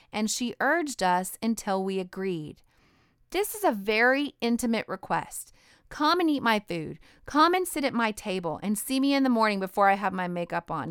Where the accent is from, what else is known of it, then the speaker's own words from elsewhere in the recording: Idaho, United States; I'm from Idaho